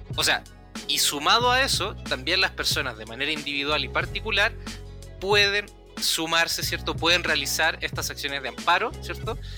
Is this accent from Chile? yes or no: yes; Chile; accent: Chilean; hablo como chileno rápido